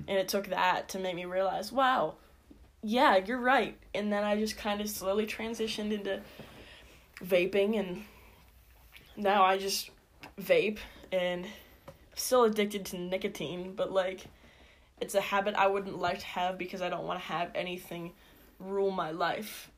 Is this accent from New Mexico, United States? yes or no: no; Indiana, Pennsylvania, United States; I'm from Indiana, PA. Lived here my whole life